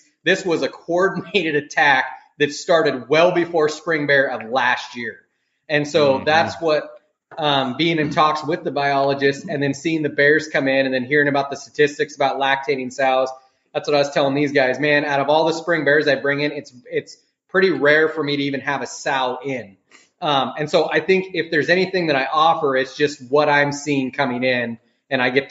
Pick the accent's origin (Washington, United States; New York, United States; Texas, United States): Washington, United States; I grew up in Washington State, been a hunter for most of my life.